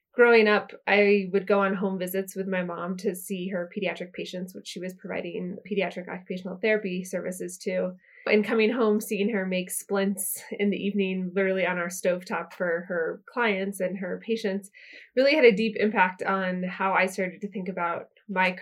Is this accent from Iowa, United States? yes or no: no; Lawrence, Kansas, United States; now in San Francisco, United States; I grew up just outside of Lawrence, Kansas